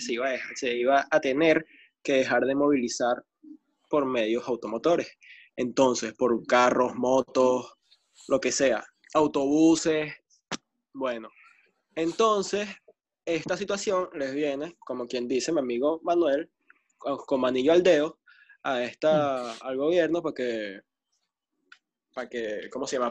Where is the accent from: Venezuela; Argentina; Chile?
Venezuela; los venezolanos, somos de Venezuela